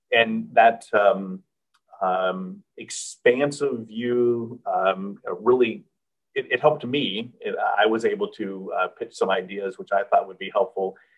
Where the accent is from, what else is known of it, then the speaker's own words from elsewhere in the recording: Houston, Texas, United States; moved away; back in my hometown of Houston, and I loved uh, being able to return um, uh, to my hometown community